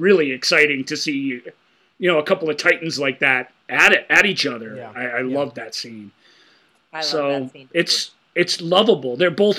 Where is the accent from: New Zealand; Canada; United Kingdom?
Canada; As a Canadian, English people can move to Canada and just say, I'm Canadian now.